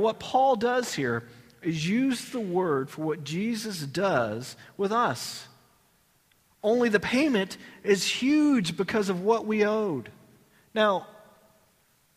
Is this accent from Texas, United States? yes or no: yes; Texas, United States; I'm from Texas.